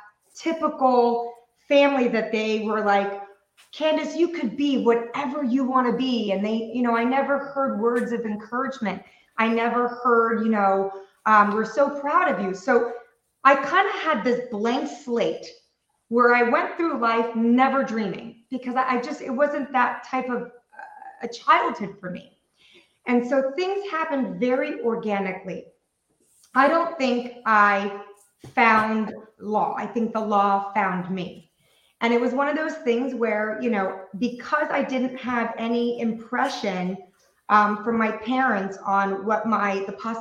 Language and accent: English; Taiwan; moved away; I was raised in Taiwan.